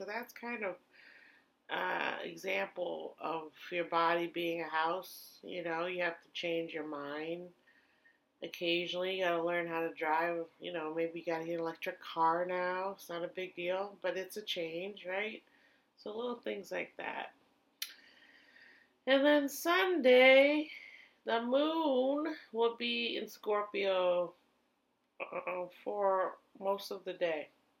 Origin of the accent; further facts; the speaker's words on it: Germany; now in United States; the little tinier water heaters that are from Europe that I grew up with in Germany.